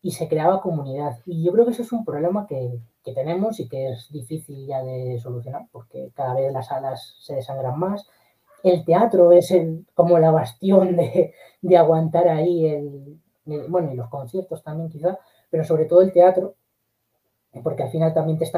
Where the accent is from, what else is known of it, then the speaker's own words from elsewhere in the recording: Castilla-La Mancha, Spain; yo estos últimos veranos en mi pueblo, un pueblo de Guadalajara, el eh, montamos un autocine